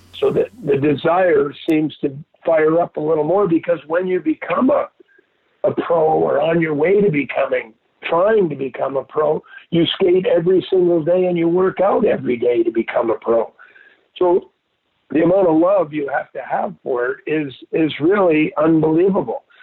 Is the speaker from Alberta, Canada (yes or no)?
no; Montreal, Quebec, Canada; moved away; two months into my life, we moved to Montreal